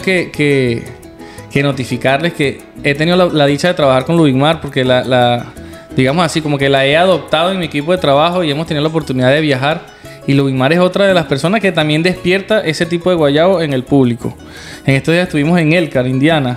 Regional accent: Venezuela; moved away; nuestra Venezuela

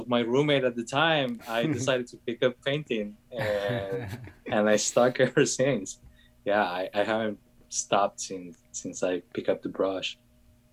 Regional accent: Colombia; moved away; I'm from Colombia.

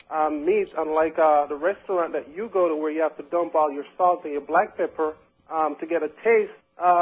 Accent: Jamaica; I'm a Jamaican.

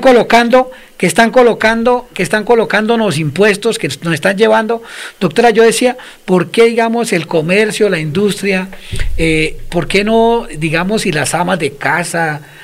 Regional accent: Colombia; somos nosotros los colombianos

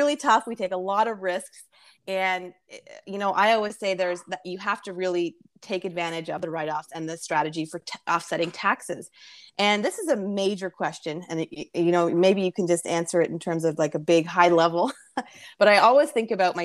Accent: Canada; I'm from Canada

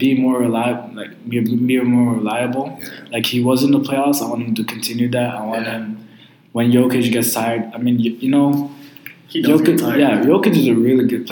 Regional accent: Toronto, Ontario, Canada; we're all from Toronto.

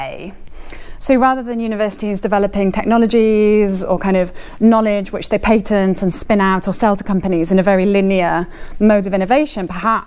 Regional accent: Wales, United Kingdom; Wales, which is my home country

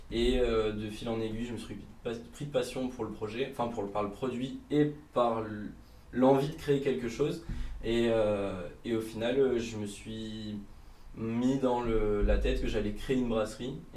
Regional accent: Bourgogne-Franche-Comté, France; born there; j'ai 25 ans. je suis

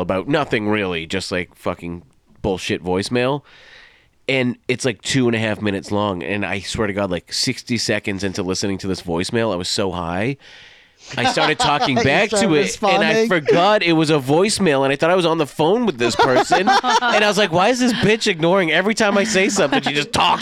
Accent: Los Angeles, California, United States; I'm from Los Angeles

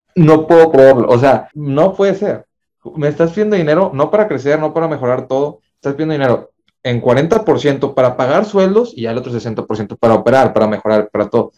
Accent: Mexico; en México estamos muy aferrados

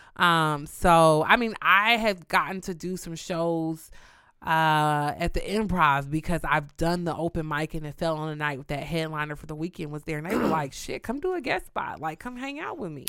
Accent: Kansas City, Missouri, United States; also born or lived in Houston, Texas; I'm known in New York as the girl from Kansas, which I have to correct everybody and tell them I'm from Kansas City, Missouri

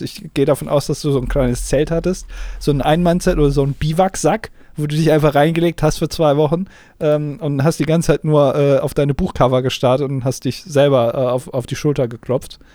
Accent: Germany

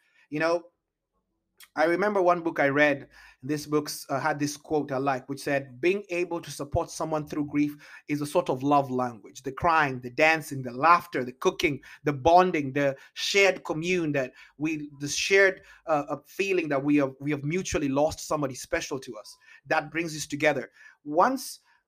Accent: Kenya; also born or lived in Italy; now in Seattle, United States; I was Kenyan

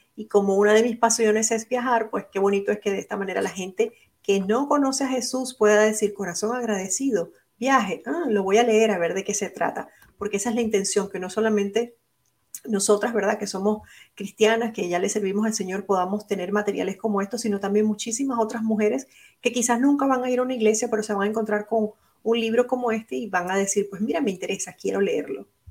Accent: Venezuela; also born or lived in Puerto Rico; now in Orlando, United States; es una venezolana con corazón puertorriqueño también, porque viví muchos años en Puerto Rico

